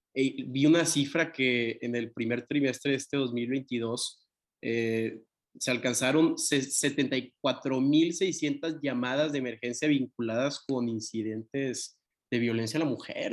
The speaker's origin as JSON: {"language": "Spanish", "town": "Tampico", "region": "Tamaulipas", "country": "Mexico", "said": "yo soy de Tampico"}